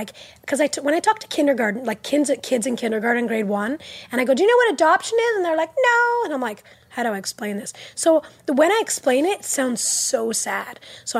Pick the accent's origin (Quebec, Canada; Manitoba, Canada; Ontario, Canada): Quebec, Canada; Montreal; first language English; I was born in Montreal.